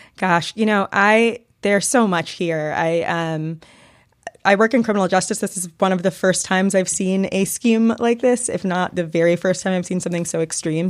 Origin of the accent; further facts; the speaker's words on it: Atlanta, Georgia, United States; moved away; I'm from Atlanta and my parents live here